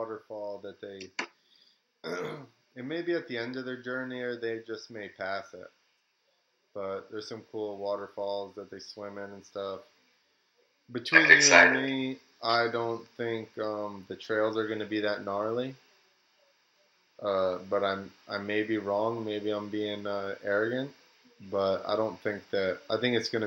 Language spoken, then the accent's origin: English; New Jersey, United States; I'm from New Jersey